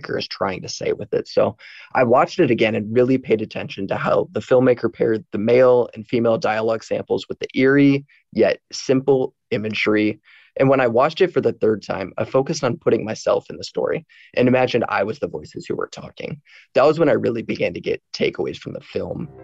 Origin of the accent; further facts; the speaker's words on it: Indianola, Iowa, United States; I'm from Indianola, Iowa